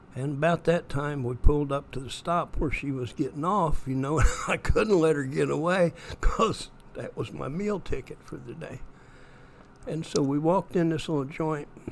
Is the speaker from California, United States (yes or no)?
no; Straughn, Indiana, United States; I was raised in East Central Indiana